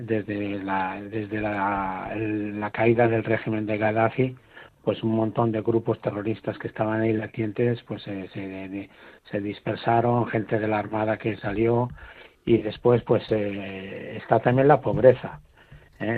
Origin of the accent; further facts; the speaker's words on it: Spain; Nosotros, eh, como los españoles